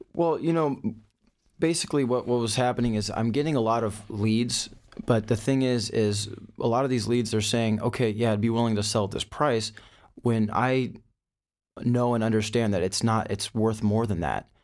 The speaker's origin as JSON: {"language": "English", "town": "Thousand Oaks", "region": "California", "country": "United States", "tie": "born or raised there", "said": "I'm from, uh, Thousand Oaks, California, so not too far from your studio over here"}